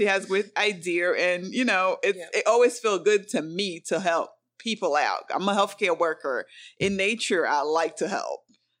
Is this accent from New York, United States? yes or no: yes; New York City, New York, United States; now in Charlotte, United States; I'm originally from New York City and I don't have any family here in Charlotte.